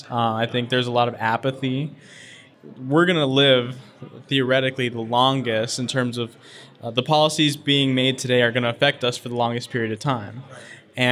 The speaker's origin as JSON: {"language": "English", "area": "Los Angeles suburb", "region": "California", "country": "United States", "tie": "born or raised there", "said": "So I grew up in the epitome of a Los Angeles suburb, right?"}